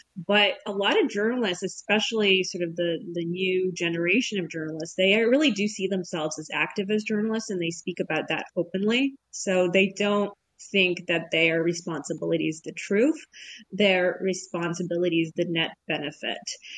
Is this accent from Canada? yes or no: yes; Canada; that I was like not disclosing that I'm Canadian.